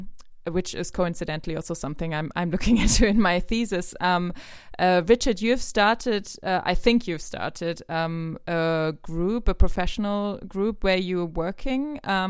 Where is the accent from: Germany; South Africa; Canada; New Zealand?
Germany; also born or lived in United Kingdom; I'm from Germany. I'm born here. I'm in Germany right now, actually. But I used to study and work in the UK.